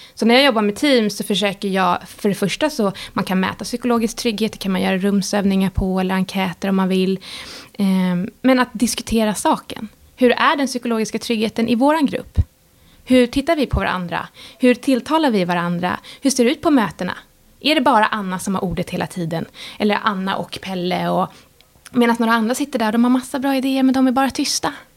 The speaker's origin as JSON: {"language": "Swedish", "country": "Sweden", "said": "som svensk"}